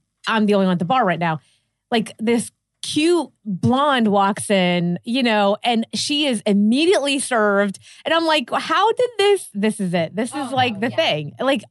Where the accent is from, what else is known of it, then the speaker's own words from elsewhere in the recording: Pittsburgh, Pennsylvania, United States; also born or lived in New York; now in Los Angeles, United States; So I moved here from New York. I mean, I'm originally from Pittsburgh, but I spent a lot of my life in New York.